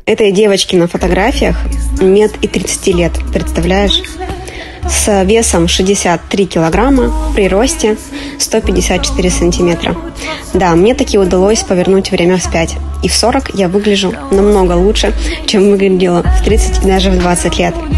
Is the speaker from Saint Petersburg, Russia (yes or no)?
no; Republic of Karelia, Russia; Я из Карелии